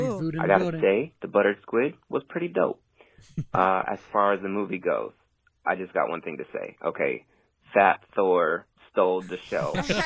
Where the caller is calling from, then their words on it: Seoul, South Korea; I'm calling from Korea, Seoul, Korea.